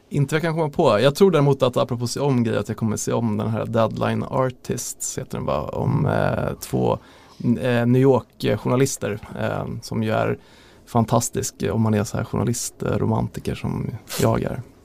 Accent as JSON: {"language": "Swedish", "town": "Lidingö", "region": "Stockholm County", "country": "Sweden", "said": "Jag är ju från Lidingö själv"}